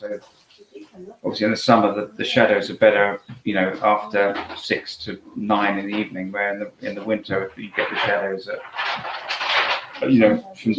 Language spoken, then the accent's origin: English; Ticehurst, South East England, United Kingdom; I grew up in Ticehurst and I've stayed in Ticehurst.